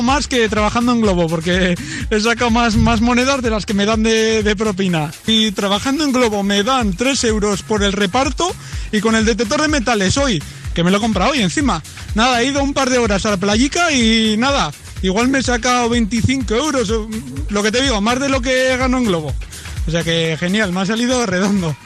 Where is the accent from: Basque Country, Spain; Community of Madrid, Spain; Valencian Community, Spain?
Basque Country, Spain; Sopelana; la playa de Sopelana, de aquí de mi, de mi pueblo